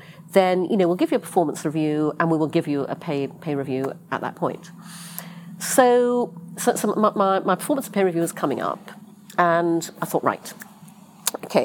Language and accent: English; United Kingdom; moved away; also born or lived in London; I'm British. I was working in London